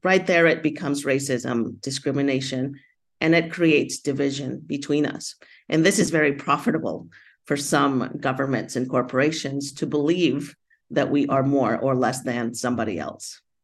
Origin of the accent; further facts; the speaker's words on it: United States; I grew up in the United States as an immigrant, Latina